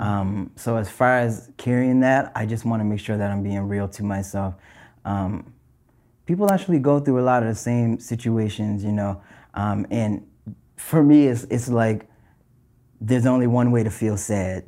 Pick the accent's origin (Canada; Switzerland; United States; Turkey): Canada; North Preston, Nova Scotia; growing up in North Preston, I'm from North Preston